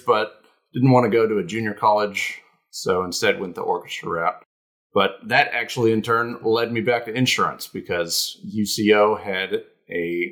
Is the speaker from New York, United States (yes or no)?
no; Lawton, Oklahoma, United States; So I'm from Lawton, Oklahoma. That's where I was born and raised.